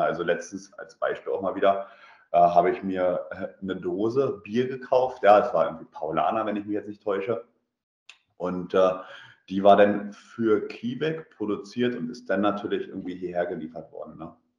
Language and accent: German; Germany; moved away as an adult; now in Russia; bei uns in Deutschland